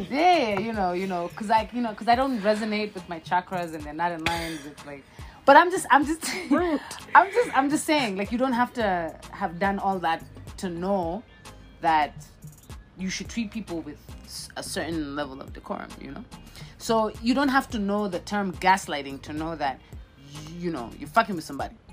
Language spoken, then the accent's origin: English; Kenya; Kenyan uh, brand beautiful things are going on in this country. Dope things are going on. Let's support ours.